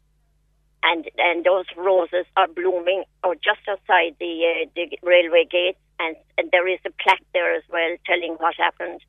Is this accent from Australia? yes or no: no; Buttevant, Munster, Ireland